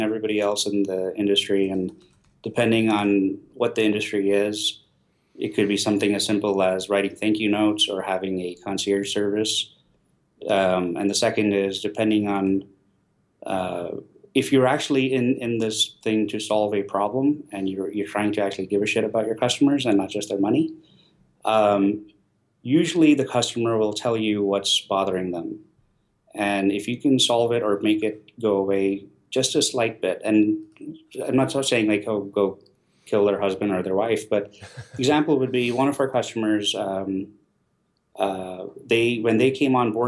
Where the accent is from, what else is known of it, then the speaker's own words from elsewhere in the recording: India; I'm Indian.